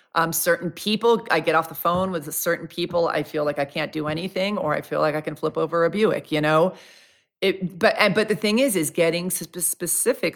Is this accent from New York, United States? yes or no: yes; New York, United States; I'm from New York.